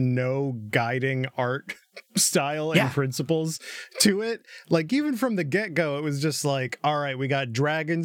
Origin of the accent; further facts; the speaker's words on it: Michigan, United States; also born or lived in Wisconsin; I came back to Michigan from Wisconsin